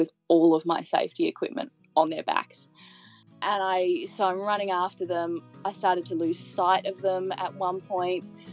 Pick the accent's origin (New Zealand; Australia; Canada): Australia; Brisbane, Queensland; also born or lived in Hong Kong; grew up through primary school and high school, grew up in Australia. I'm from Brisbane